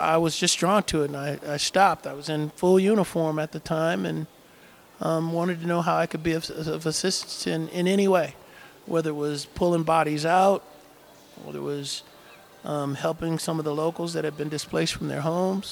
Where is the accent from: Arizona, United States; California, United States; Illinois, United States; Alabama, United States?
California, United States; Oakland; I grew up in Oakland